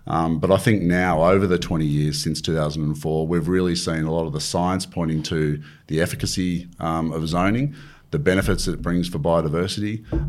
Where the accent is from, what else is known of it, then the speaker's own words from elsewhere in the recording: Wagga Wagga, New South Wales, Australia; now in North Queensland, Australia; I am a Blues supporter and I suffer the slings and arrows that you get up here in North Queensland.